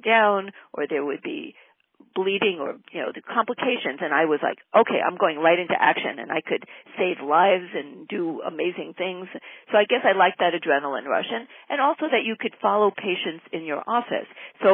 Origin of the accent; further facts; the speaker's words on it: Great Neck, New York, United States; now in Southern California, United States; I grew up in Great Neck, that's on Long Island in New York